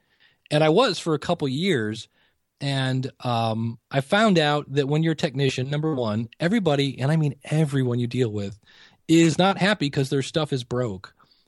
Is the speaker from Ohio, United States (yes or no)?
yes; Akron, Ohio, United States; I'm born and raised in Akron, Ohio